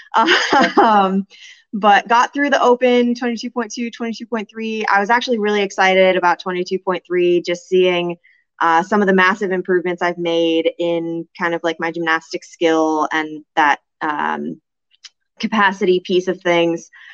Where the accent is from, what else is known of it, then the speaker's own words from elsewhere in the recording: California, United States; moved away as an adult; also born or lived in New Jersey; now in Kansas, United States; I grew up in California